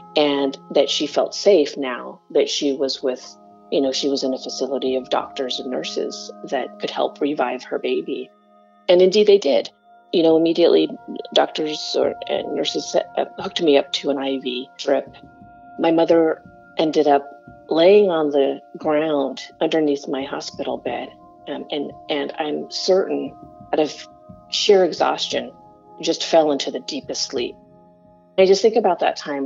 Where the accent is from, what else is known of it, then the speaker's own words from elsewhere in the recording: Corvallis, Oregon, United States; also born or lived in Kampong Som, Cambodia; my hometown um, there in Oregon